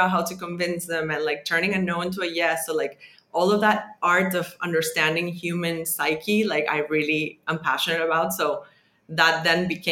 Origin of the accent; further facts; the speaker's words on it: Venezuela; moved away as an adult; growing up in Venezuela